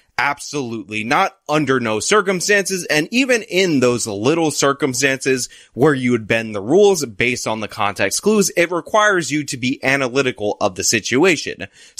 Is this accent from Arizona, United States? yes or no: no; New York City, New York, United States; I'm also a New Yorker